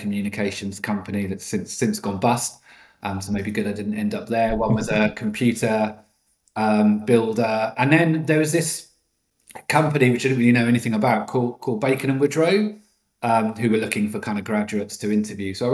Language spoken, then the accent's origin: English; Norwich, East of England, United Kingdom; moved away as an adult; also born or lived in London; I grew up in Norwich, in Norfolk